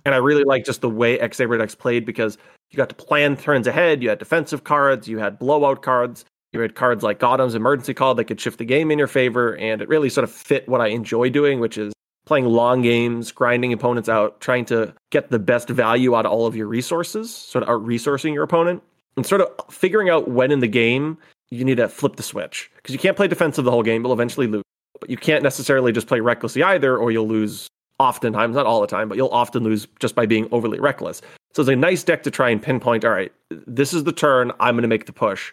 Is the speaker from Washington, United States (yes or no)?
no; northern Massachusetts, United States; now in Rhode Island, United States; we grew up about fifteen minutes apart from each other, both in the northern part of Massachusetts. So neither of us in Boston